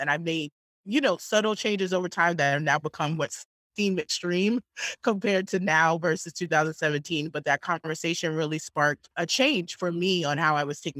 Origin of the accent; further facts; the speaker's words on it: New York, United States; moved away as an adult; now in Portland, United States; as a New Yorker